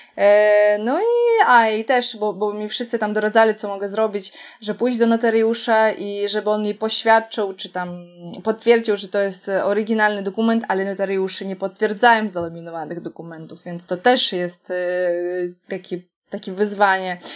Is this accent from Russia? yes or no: yes; Kaliningrad, Kaliningrad Oblast, Russia; Polish is a second language; now in Poland; pochodzę z Kaliningradu, czy tam z Królewca